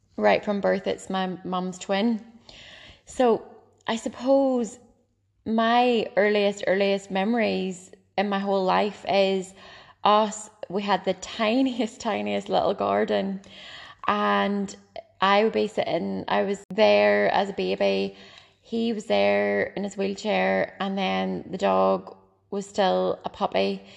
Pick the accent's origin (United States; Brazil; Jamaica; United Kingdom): United Kingdom; Ballycastle, Northern Ireland; I grew up in Bally Castle, a lovely little seaside town. the very north coast of Ireland